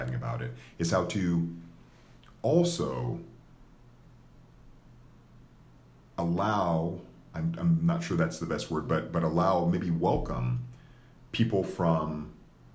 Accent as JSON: {"language": "English", "country": "United States", "tie": "born or raised there", "said": "I was raised here as an American"}